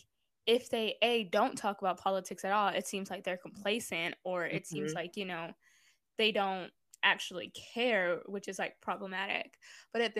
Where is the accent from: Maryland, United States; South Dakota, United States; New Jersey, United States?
Maryland, United States; Baltimore; I grew up in Baltimore